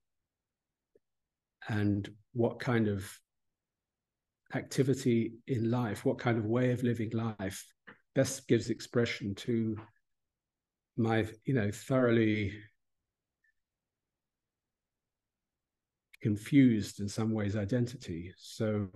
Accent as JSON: {"language": "English", "country": "United Kingdom", "tie": "born or raised there", "said": "this is the country in which we grew up"}